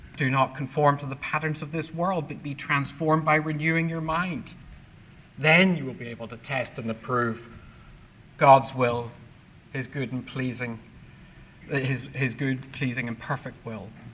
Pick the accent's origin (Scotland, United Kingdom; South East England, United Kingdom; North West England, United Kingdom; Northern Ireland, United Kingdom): Northern Ireland, United Kingdom; Belfast; moved away; my childhood in Belfast growing up in the Troubles